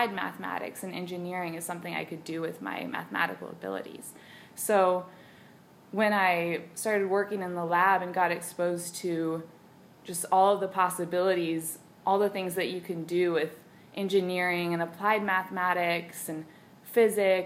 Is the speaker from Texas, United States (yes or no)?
yes; Brownsville, Texas, United States; I grew up in Brownsville, Texas, on the southern border.